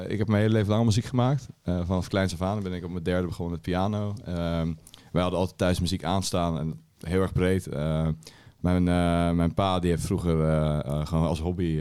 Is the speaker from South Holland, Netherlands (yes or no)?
yes; Alphen aan den Rijn, South Holland, Netherlands; Al van de Rijn.